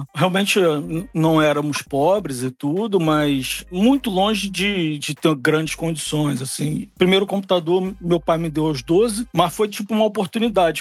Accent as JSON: {"language": "Portuguese", "region": "Rio de Janeiro", "country": "Brazil", "tie": "born or raised there", "also_born_or_lived": "Belém, Pará", "moved": "yes", "said": "sou, sou nascido no Rio, é, sou, sou nascido no Rio, mas paraense de coração. Vivi lá uns bom tempo"}